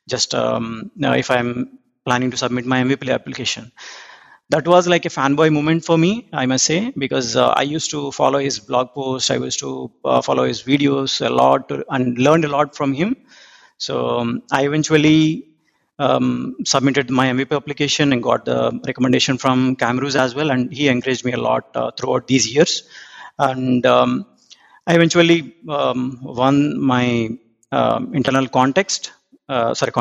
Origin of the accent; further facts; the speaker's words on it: India; moved away as an adult; now in Auckland, New Zealand; I'm originally from India, but around 2 years back, moved to New Zealand.